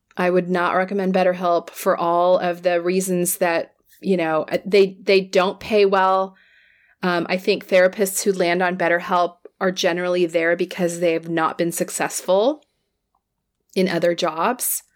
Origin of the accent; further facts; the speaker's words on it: California, United States; I'll speak as a Californian.